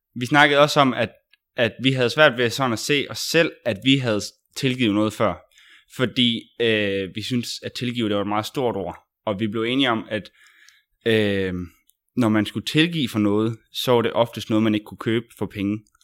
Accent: Vejle, Southern Denmark, Denmark; Jeg er fra Vejle.

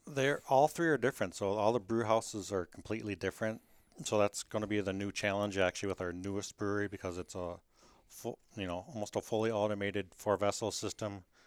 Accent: Kenosha, Wisconsin, United States; also born or lived in Milwaukee; I grew up in Kenosha, which is just south of Milwaukee

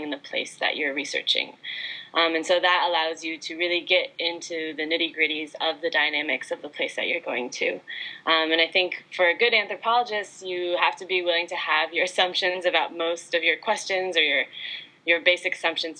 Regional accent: United States; I'm Chinese American

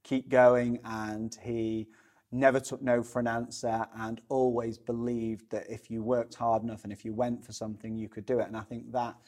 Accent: Sheffield, Yorkshire and the Humber, United Kingdom; I'm originally from Sheffield, not from Chesterfield.

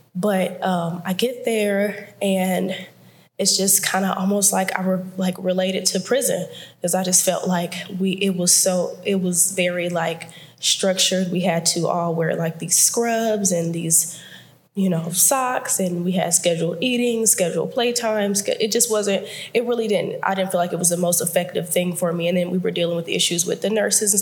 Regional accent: Houston, Texas, United States; I was born in Houston, Texas, born and raised in Houston, Texas

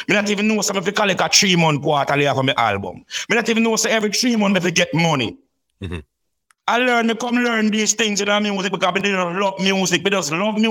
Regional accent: Saint Elizabeth, Jamaica; we are from St. Elizabeth

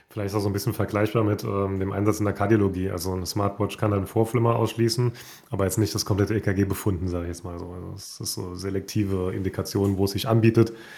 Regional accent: Saarland, Germany; aus meinem Heimatbundesland kommt, aus, aus dem wunderschönen Saarland

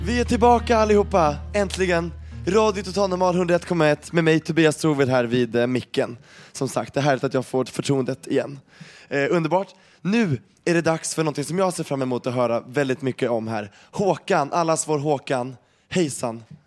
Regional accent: Sweden; jag är ju svensk och har växt upp med det här hela tiden

